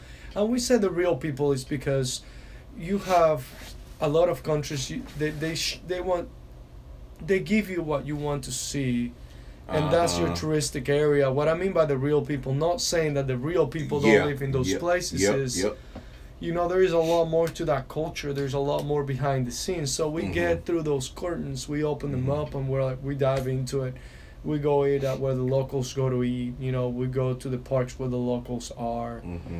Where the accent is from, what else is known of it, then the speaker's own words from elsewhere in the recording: Venezuela; born there; I've only been to Argentina, and I was born in Venezuela, so that's two of them.